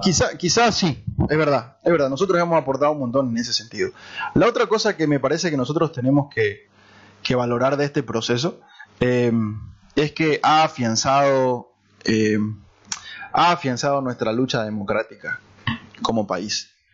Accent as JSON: {"language": "Spanish", "country": "Bolivia", "also_born_or_lived": "Santa Cruz", "said": "recordar nuestras, nuestras raíces, nuestra esencia, eh, como, como bolivianos"}